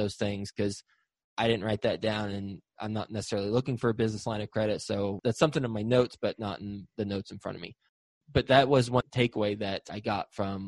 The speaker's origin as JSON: {"language": "English", "region": "Texas", "country": "United States", "tie": "born or raised there", "also_born_or_lived": "Flint, Michigan", "said": "I was born in Flint, Michigan, grew up in Texas, but born in Flint, Michigan"}